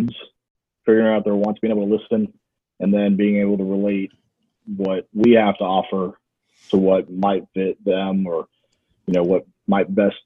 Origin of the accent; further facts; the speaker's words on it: Texas, United States; I'm born and raised in Texas